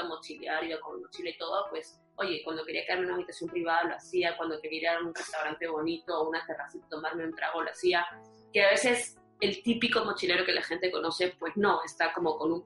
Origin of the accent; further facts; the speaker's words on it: Peru; moved away; siendo peruana